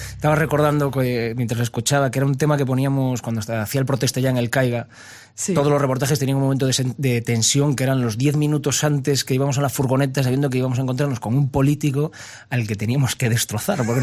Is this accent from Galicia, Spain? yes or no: yes; Vigo, Galicia, Spain; Con Vigo. Provincia de Pontevedra. Sí, esa es, esa es mi casa, esa es mi tierra, mi ciudad. Y nací, ahí crecí, como se suele decir, todas esas cosas.